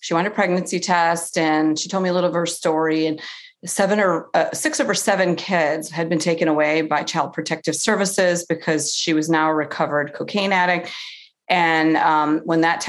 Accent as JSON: {"language": "English", "town": "Cleveland", "region": "Ohio", "country": "United States", "said": "I'm from Cleveland"}